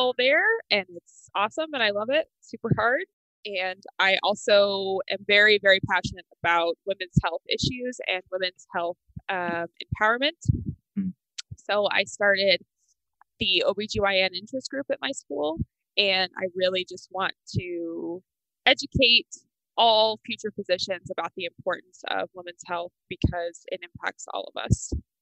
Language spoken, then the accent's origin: English; the South, United States; I grew up in the South, where Catholicism is not very prevalent.